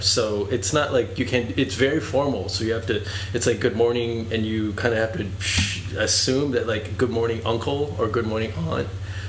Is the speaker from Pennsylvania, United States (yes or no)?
yes; Pittsburgh, Pennsylvania, United States; born there; So I was born in Pittsburgh, where I was pretty much, not me, myself, but our family. We were the only Asian family for miles around.